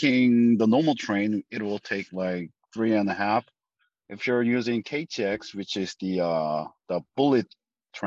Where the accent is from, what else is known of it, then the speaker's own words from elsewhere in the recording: Daegu, South Korea; English is a second language; My hometown is called Daegu